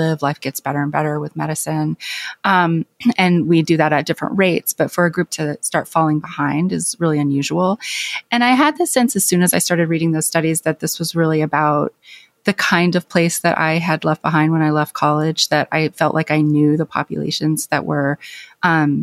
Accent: Clinton, Arkansas, United States; moved away; my hometown

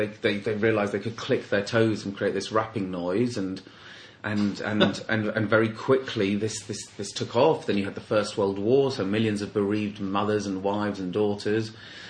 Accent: London, United Kingdom; I'm from London

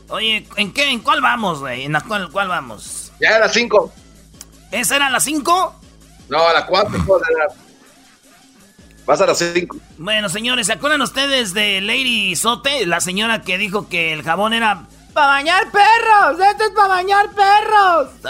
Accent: Michoacán, Mexico; also born or lived in Mexico City; mamá es de Michoacán, todos mis hermanos. Nomás vino un día aquí al DF y pues me tuvo, pero yo pues me siento michoacano y soy michoacano.

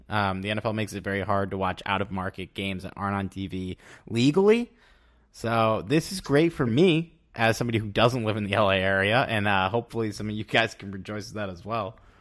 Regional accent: Connecticut, United States; now in New York City, United States; when I grew up in Connecticut

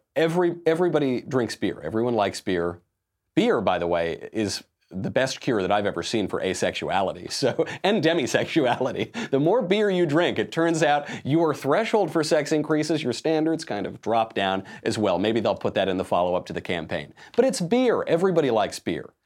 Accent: New York, United States; I'm from New York

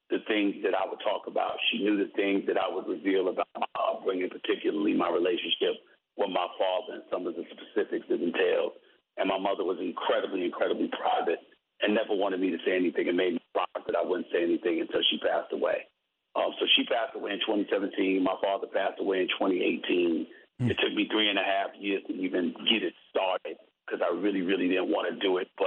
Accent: New York City, New York, United States; born or raised there

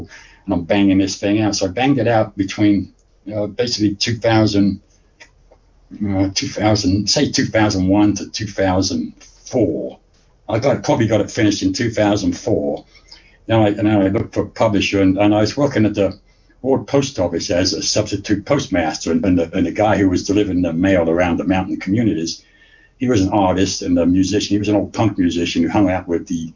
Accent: Luton, East of England, United Kingdom; moved away; also born or lived in Indiana; I was actually born in England, in a little shithole town in England called Luton. I don't know if you ever heard of Luton. It's just a little north of London. It's a dump, okay. Well, it was back then. They spruced it up now, but back in the 50s, 60s, when I grew up, it was a dump

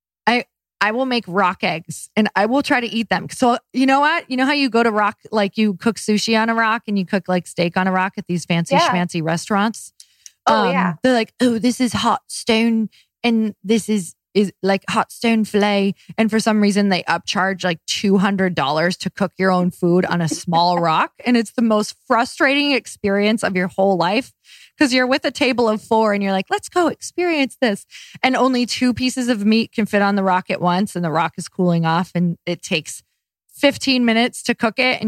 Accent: Midwest, United States; now in Los Angeles, United States; I'm from the Midwest

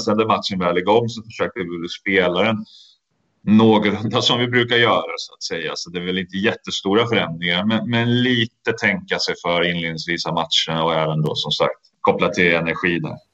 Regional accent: Sweden; moved away; som svensk

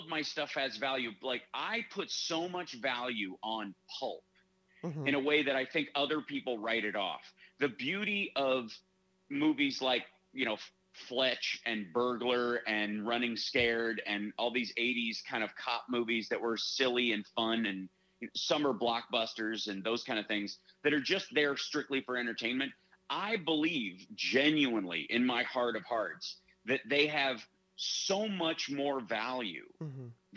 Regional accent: Kentucky, United States; moved away; also born or lived in Chicago; when I grew up in Kentucky, I had kind of a 1940s Woody Allen lifestyle.

